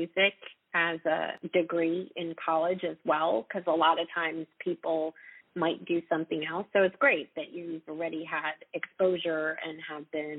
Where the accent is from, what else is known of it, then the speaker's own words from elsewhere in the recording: Raleigh, North Carolina, United States; I'm a singer-songwriter from Raleigh, North Carolina